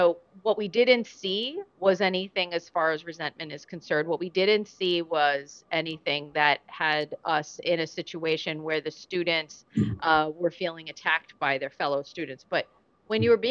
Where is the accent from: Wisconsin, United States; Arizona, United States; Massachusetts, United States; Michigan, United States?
Massachusetts, United States; LaSalle University over here in literally my hometown here in Massachusetts